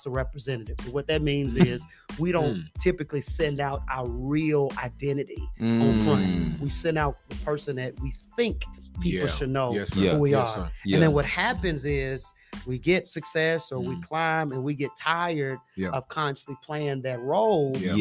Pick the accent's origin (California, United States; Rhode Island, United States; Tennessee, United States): Tennessee, United States; Memphis; moved away as an adult; also born or lived in Huntsville, Texas / Atlanta, Georgia; now in Nashville, United States; I was raised in Memphis, Tennessee. So Memphis is home for me.